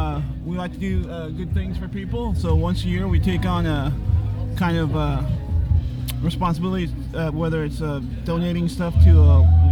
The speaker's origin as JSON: {"language": "English", "town": "Fresno", "region": "California", "country": "United States", "said": "I'm from Fresno."}